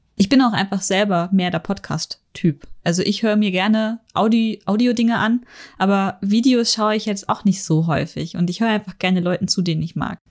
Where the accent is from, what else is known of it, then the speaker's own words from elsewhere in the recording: Northern Germany, Germany; now in Munich, Germany; ich bin in Norddeutschland aufgewachsen